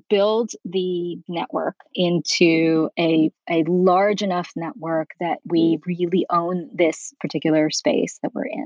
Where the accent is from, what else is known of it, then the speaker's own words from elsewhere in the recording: New York, United States; moved away as an adult; now in Beverly Hills, United States; I'm originally from New York.